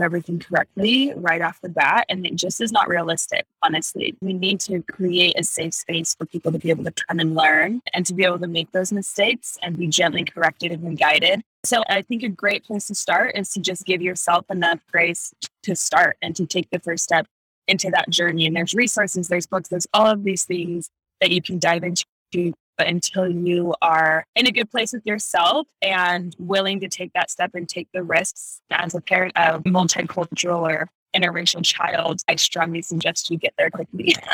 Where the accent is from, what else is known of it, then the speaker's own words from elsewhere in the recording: Utah, United States; I was born and raised in Utah